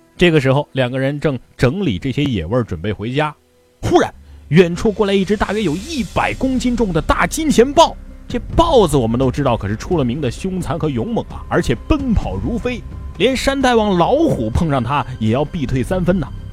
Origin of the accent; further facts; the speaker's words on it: Hubei, China; 我的家乡湖北，同样是在神农架附近